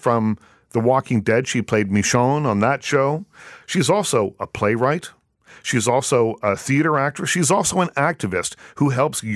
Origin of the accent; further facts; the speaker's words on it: Toronto, Ontario, Canada; I was from Toronto